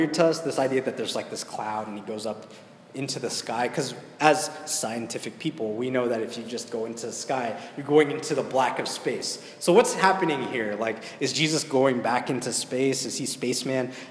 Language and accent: English; United States; We grew up in America, we mostly speak English